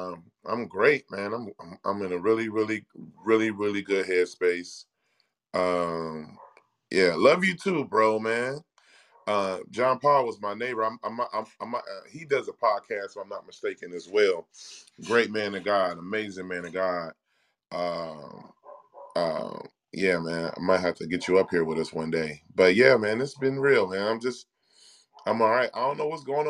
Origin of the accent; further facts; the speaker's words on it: Cincinnati, Ohio, United States; now in Austin, United States; my hometown, Cincinnati